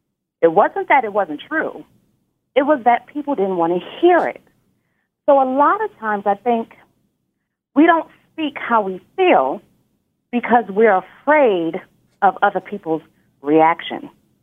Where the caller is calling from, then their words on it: Nashville, Tennessee, United States; I'm calling from the Nashville, Tennessee area.